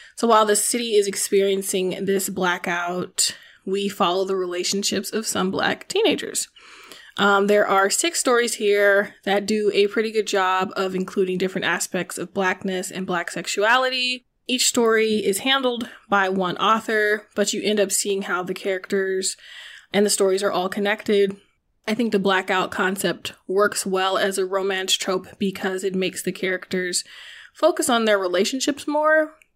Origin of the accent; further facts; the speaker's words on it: the South, United States; I'm from the South, but my mother did not make me go to church